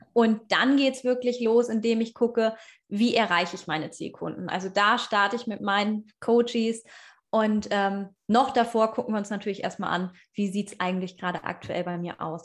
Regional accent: Hanover region, Schaumburg, Lower Saxony, Germany; ich komme aus der Region Hannover, eigentlich Schaumburgerin, aber ich fühle mich als Hannoveranerin.

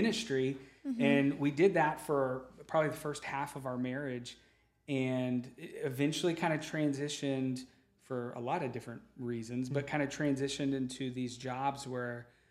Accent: St. Charles, Missouri, United States; I'm from this area, so St. Charles is home for me

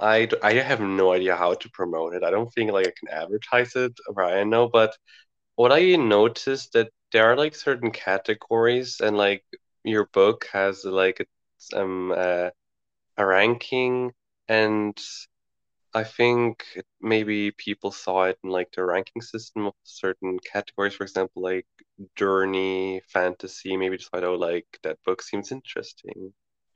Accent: Switzerland; I'm 16 and I come from Switzerland

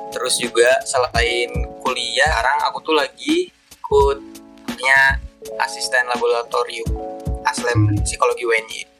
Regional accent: Cirebon, West Java, Indonesia; halo kenalin … aku dari psikologi UNY angkatan 2018 Nah, asalku itu dari Cirebon.

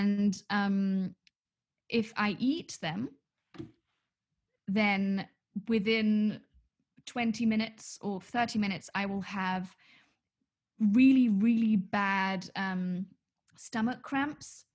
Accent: Munich, Bavaria, Germany; we grew up in Munich

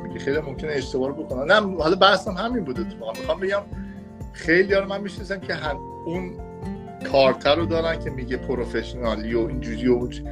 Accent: Iran; now in Miami, United States; من از ایران اومدم

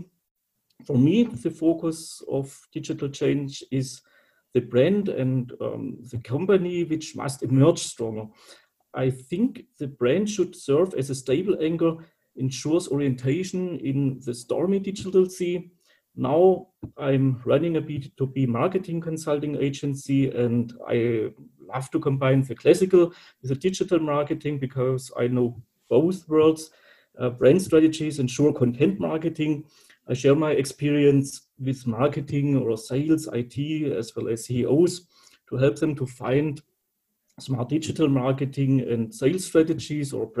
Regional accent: Calw, Baden-Württemberg, Germany; I was born in Calw, which is located near the Black Forest.

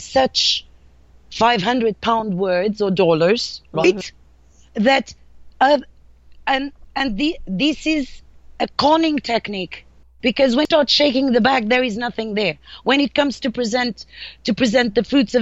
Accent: Portugal; accent: Portuguese; English is a second language; moved away as an adult; me being Portuguese, of course, when I arrived here, you can really hear my accent

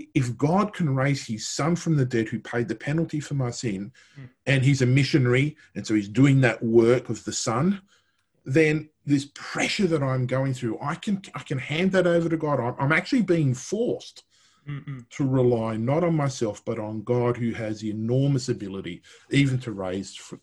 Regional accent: Italy; I'm Italian, I'm not English

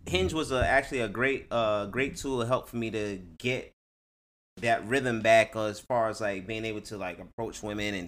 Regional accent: Jersey City, New Jersey, United States; moved away; also born or lived in Inglewood, California / Los Angeles, California; I am from Jersey City

